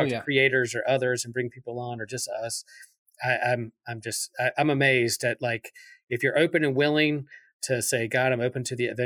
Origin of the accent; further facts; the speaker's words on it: Wilmington, North Carolina, United States; filmed in Wilmington, my hometown